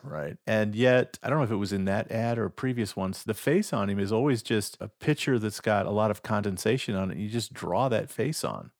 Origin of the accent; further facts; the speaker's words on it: Nebraska, United States; my home state of Nebraska